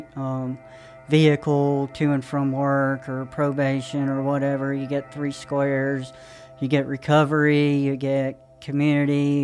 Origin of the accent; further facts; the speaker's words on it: Johnson City, Tennessee, United States; I'm from East Tennessee, Johnson City.